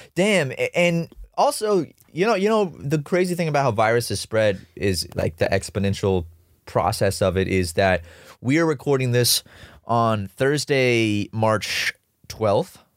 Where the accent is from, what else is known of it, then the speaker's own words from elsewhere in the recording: Charleston, South Carolina, United States; I grew up in Charleston